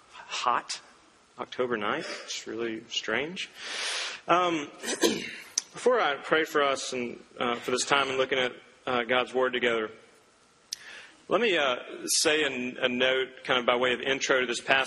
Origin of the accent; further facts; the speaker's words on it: Duncan, Oklahoma, United States; Growing up, I grew up in Duncan, Oklahoma, a small little oil town in southern Oklahoma